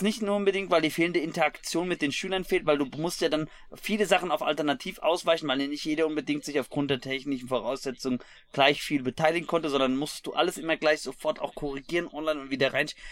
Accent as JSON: {"language": "German", "region": "Hesse", "country": "Germany", "said": "als Hesse"}